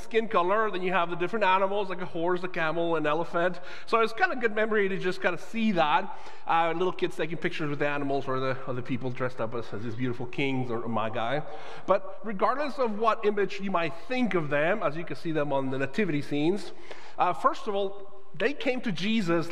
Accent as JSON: {"language": "English", "town": "Guadalajara", "region": "Jalisco", "country": "Mexico", "tie": "born or raised there", "moved": "yes", "lives_now": "United States", "said": "I am Mexican-born. I grew up in Guadalajara, Mexico"}